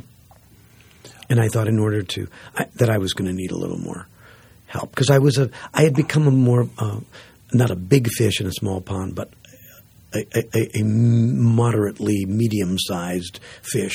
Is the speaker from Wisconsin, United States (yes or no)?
yes; Green Bay, Wisconsin, United States; moved away; also born or lived in Portland; I grew up in Green Bay.